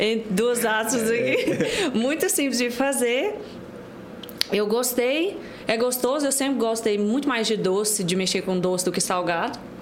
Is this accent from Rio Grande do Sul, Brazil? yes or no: no; Pontalina, Goiás, Brazil; also born or lived in Morrinhos, Goiás; now in Goiânia, Brazil; Eu nasci em Morrinhos, mas eu cresci em Pontalina